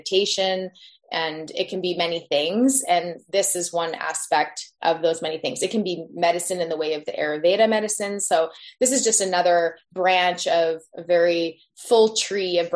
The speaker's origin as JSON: {"language": "English", "town": "Tofino", "region": "British Columbia", "country": "Canada", "tie": "born or raised there", "lives_now": "Squamish, Canada", "said": "We were living in off grid off of Tofino, just across from the hot springs there at the time that I was born"}